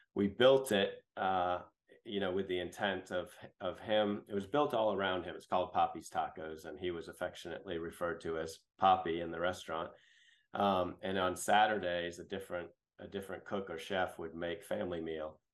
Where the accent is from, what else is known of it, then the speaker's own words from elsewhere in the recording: New Hampshire, United States; moved away as an adult; also born or lived in Boston; now in Greenville, United States; I grew up in New England, um, born in Boston and raised in New Hampshire.